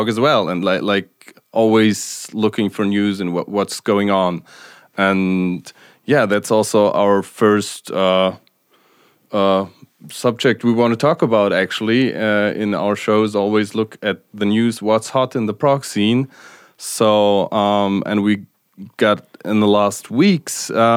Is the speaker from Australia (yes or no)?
no; Munich, Bavaria, Germany; I'm from Munich